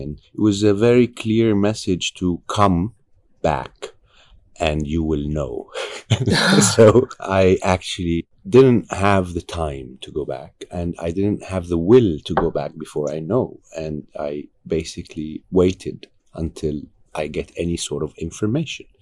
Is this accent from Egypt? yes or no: yes; Egypt; I'm from Egypt